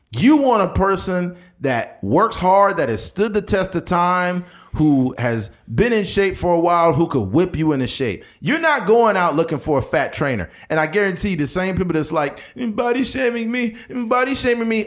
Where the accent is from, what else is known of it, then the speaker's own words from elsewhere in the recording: Delano, California, United States; also born or lived in Bakersfield; I grew up in Delano.